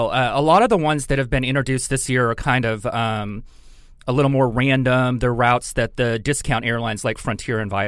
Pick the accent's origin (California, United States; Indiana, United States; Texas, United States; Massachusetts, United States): Texas, United States; Houston; I grew up in the Houston area